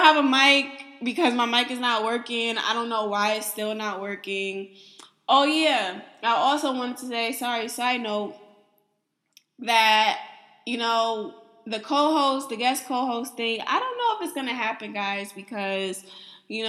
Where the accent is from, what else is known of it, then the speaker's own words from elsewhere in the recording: East Coast, Northeast, United States; I'm from the East Coast, Northeast